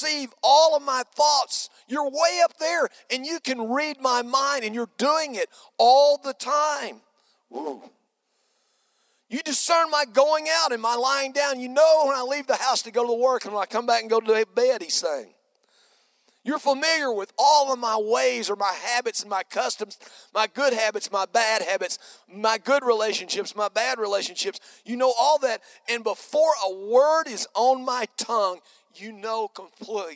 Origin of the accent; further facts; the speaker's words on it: United States; I'm an American